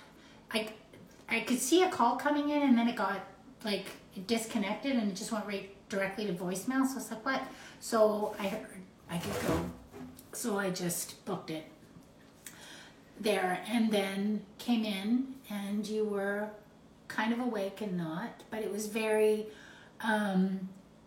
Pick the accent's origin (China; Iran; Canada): Canada; We are so Canadian